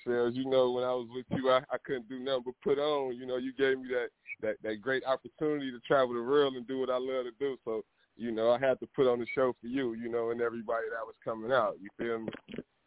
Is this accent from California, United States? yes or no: yes; Compton, California, United States; I'm from Compton, California